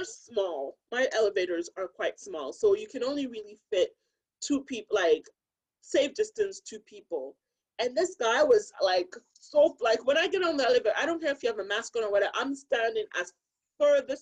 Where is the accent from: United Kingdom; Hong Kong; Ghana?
Ghana; growing up in Ghana, and I knew someone personally who suffered